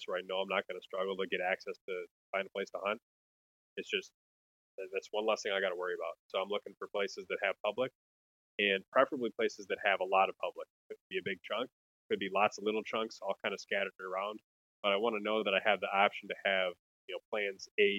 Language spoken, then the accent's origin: English; Wisconsin, United States; now in Minnesota, United States; And I grew up in Wisconsin